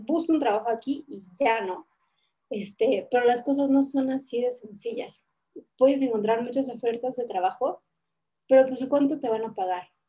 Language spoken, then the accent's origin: Spanish; Mexico City, Mexico; now in Puebla, Mexico; soy de Ciudad de México, pero estoy en Puebla